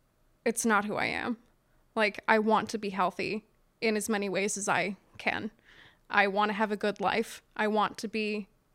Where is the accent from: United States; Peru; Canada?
United States; I grew up in Southern New York County, so about a half hour outside of Baltimore and spent like most weekends there as a kid.